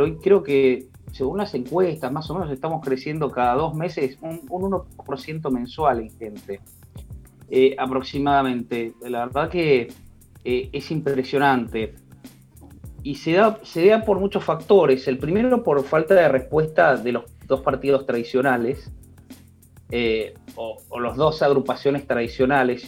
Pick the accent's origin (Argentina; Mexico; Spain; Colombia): Argentina